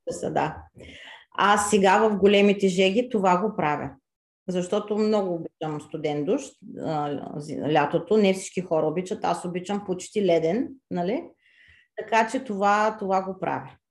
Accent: Varna, Varna Province, Bulgaria; moved away as an adult; now in France; от Варна съм, от гръцката махала

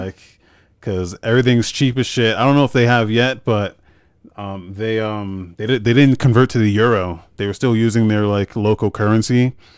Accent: United States; moved away as an adult; also born or lived in Biloxi, Mississippi / Germany; I'm from New York, Jersey

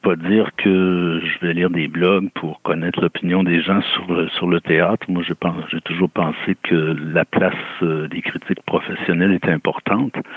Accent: Rimouski, Quebec, Canada; je suis originaire de Rimouski

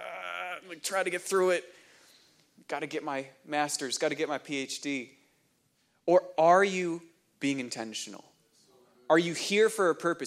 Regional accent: New Hampshire, United States; moved away; I grew up in New Hampshire

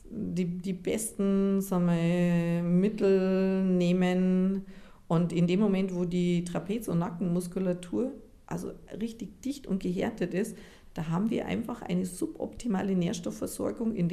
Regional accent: Japan; wir kommen aus Japan und in Japan gibt es so eine Druckpunktmassage

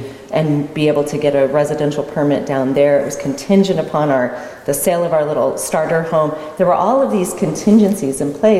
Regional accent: Colorado, United States; moved away as an adult; also born or lived in Florida / South America / Washington, D.C.; now in Oregon, United States; I grew up in Colorado

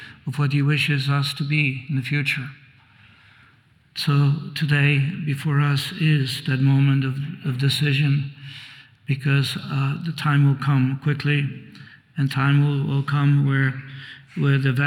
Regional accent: Poland; now in United States; I was born in Poland, although I came to the States, but I went back as a graduate student.

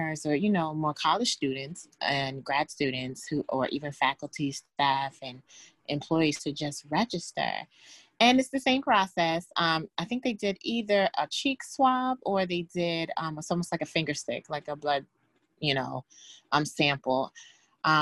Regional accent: New York, United States; I am from New York, Bronx, New York

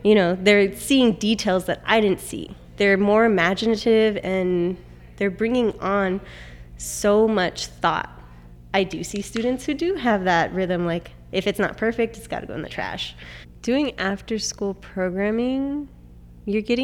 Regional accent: Pomona, California, United States; So I am from Pomona. I grew up here.

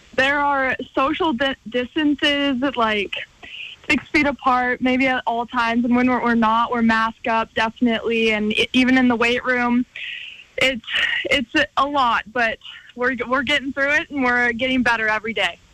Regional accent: Missoula, Montana, United States; my hometown

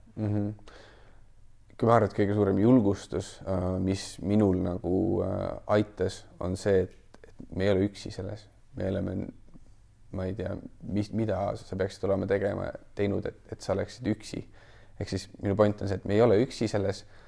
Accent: Kuressaare, Saare County, Estonia; now in mainland Estonia; tulen muidu originaalsest Kuressaarest, pärit olen Saaremaalt

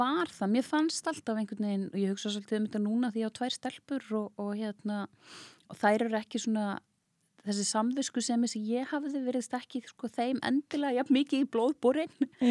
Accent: Reykjavík, Capital Region, Iceland; also born or lived in Hafnarfjörður; ég elst upp í Reykjavík, bjó fyrstu árun mín í Hafnafjörði

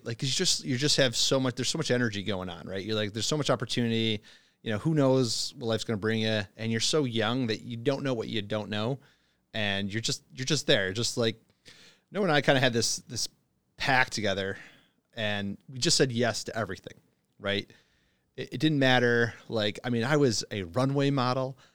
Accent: Buffalo, New York, United States; moved away as an adult; also born or lived in China; originally from Buffalo, New York

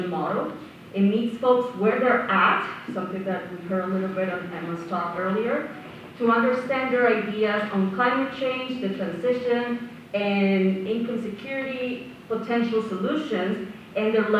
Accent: Colombia; now in Victoria, Canada; I'm originally from Colombia

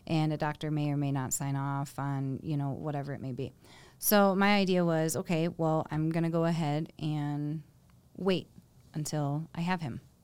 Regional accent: Michigan, United States; now in Colorado, United States; I'm from Michigan.

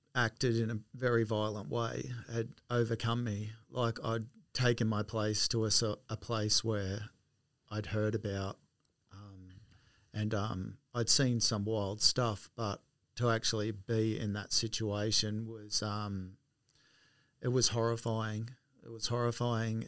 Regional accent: Wollongong, New South Wales, Australia; moved away; I was born in Wollongong in seventy-three and, um, lived in w, Reservoir Road at Port Kembla. So that was my first home there till I was about five

